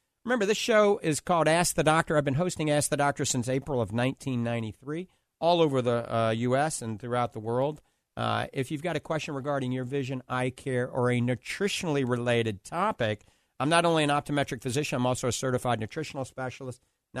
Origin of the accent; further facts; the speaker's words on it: New Orleans, Louisiana, United States; now in Florida, United States; I'm a Florida boy also. Actually, I grew up and born in New Orleans, but a NOLA boy.